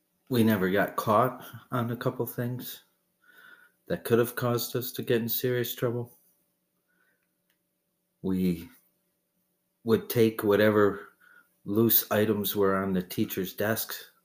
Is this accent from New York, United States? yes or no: no; Peru, Massachusetts, United States; Peru, Massachusetts.